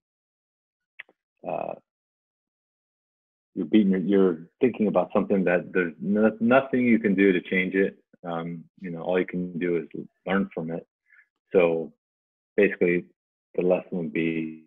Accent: Southeast, United States; I grew up on the East Coast, so I'm Southeast

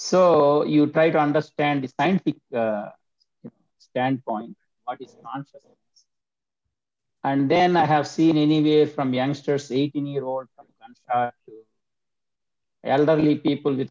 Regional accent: India; moved away as an adult; now in United States; I am from India and I grew up in India for 25 years and then I came to United States 42 years ago.

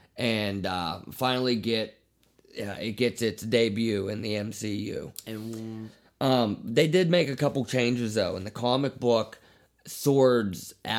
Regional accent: Pittsburgh, Pennsylvania, United States; We're from Pittsburgh, Pennsylvania

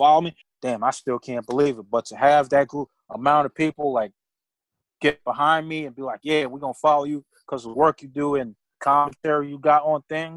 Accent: New York City, New York, United States; I grew up in Brooklyn

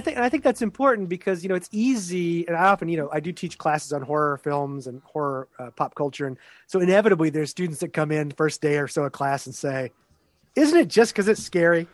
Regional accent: Texas, United States; also born or lived in Pennsylvania; now in Syracuse, United States; I'm originally from Texas

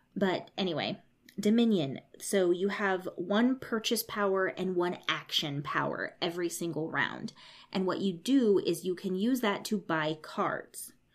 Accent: United States; I grew up in America

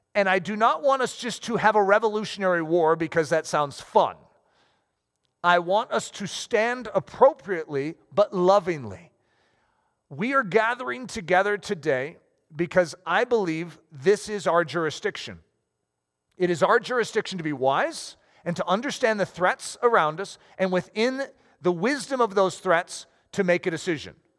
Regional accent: United States; as Americans

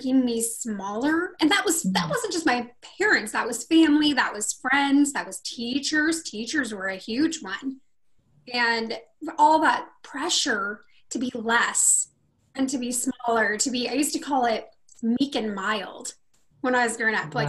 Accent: Rocklin, California, United States; born or raised there; also born or lived in Sacramento, California

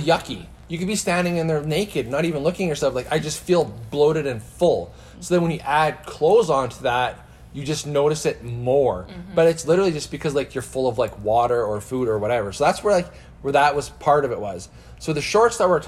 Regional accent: Saskatchewan, Canada; as a guy growing up in Saskatchewan

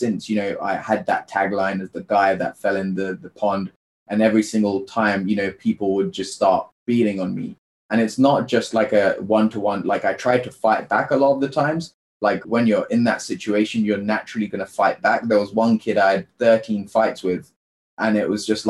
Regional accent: United Kingdom; I'm an Indian child born in the UK to a low income family

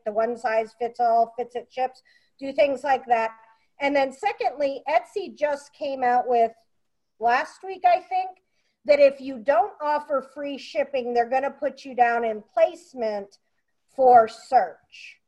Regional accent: Pennsylvania, United States; moved away; I came from Pennsylvania

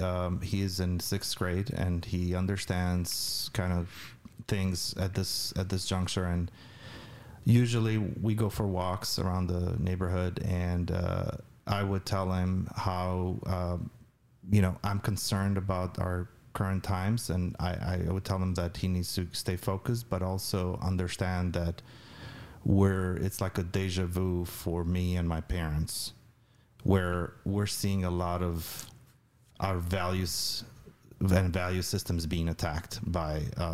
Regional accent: Albania; To me, it was. Although I had grown with, you know, was brought up with no particular religious upbringing, it was.

